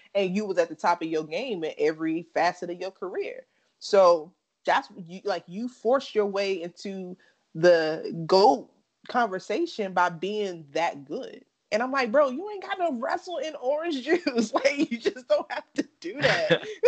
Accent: North Carolina, United States; I'm from North Carolina

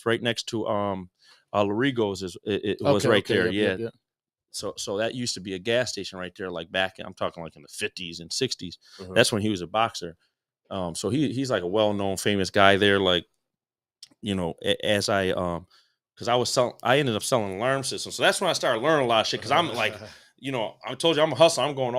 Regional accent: Buffalo, New York, United States; I grew up in Black Rock in Buffalo, which is like. You know, in the west side, it's like all bumped up together there.

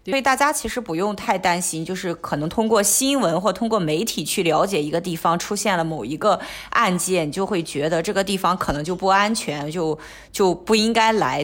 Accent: Qingdao, Shandong, China; moved away as an adult; now in Hong Kong; 我青岛人有一个特色，就可能喜欢去崂山，山上打山泉

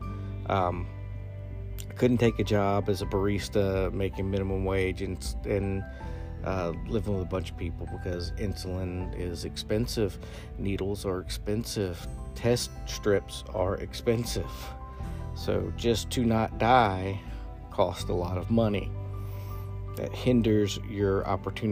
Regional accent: the South, United States; growing up in the South

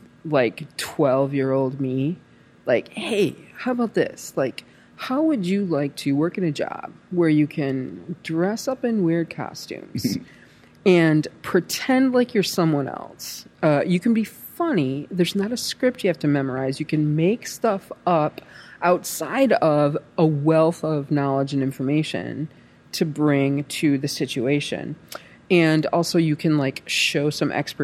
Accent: Michigan, United States; from Michigan.

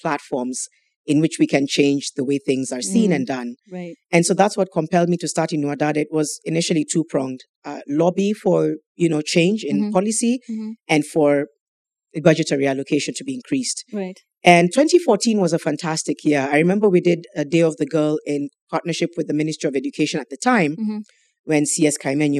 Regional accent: Mombasa, Mombasa County, Kenya; I grew up in Mombasa.

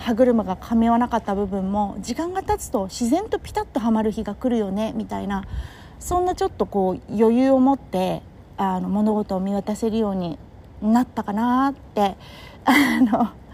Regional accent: Kurume, Fukuoka, Japan; moved away; 地元の福岡県久留米市通り町っていうところで

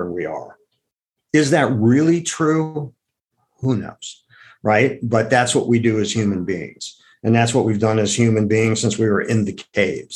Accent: Akron, Ohio, United States; now in New York City, United States; I grew up in Akron, Ohio

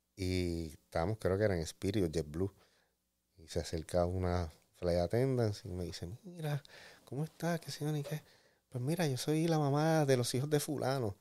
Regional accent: San Juan, Puerto Rico; pues de San Juan, de Cupey

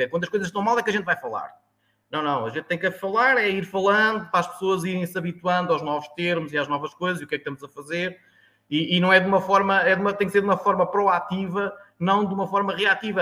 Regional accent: Tomar, Centro, Portugal; also born or lived in Sertã, Beira; now in Alentejo, Portugal; digo que sou de Tomar

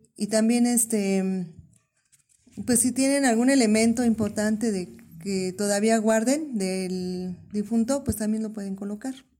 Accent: Sierra region, Guerrero, Mexico; yo soy de Guerrero, de la región de la Sierra

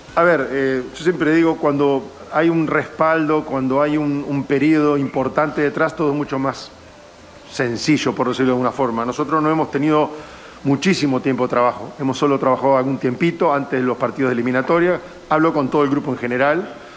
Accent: Uruguay; yo soy uruguayo

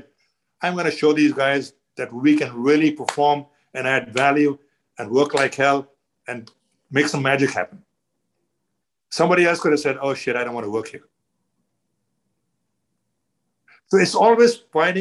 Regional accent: India; moved away as an adult; also born or lived in Toronto, Canada; now in Canada; I'm Indian. I grew up in India

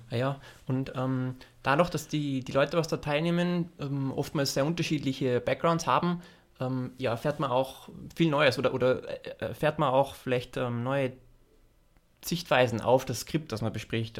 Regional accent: Austria; moved away as an adult; also born or lived in Los Angeles, United States; als Österreicher

